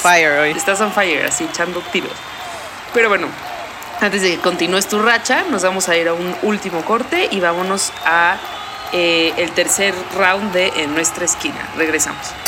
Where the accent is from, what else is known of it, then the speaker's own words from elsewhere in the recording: Mexico; now in New York, United States; todos los mexicanos somos un cuarto español